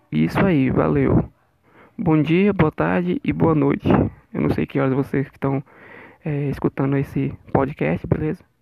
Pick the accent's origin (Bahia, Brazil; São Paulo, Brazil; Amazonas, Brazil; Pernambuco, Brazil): Amazonas, Brazil; sou daqui, uma, sou daqui de Maitá, Amazonas